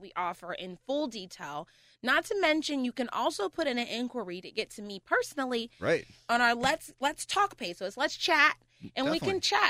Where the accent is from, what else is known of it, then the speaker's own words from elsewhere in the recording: Pittsburgh, Pennsylvania, United States; also born or lived in Murrysville, Pennsylvania; I'm a heart from the Pittsburgh girl. I graduated from Oakland Catholic.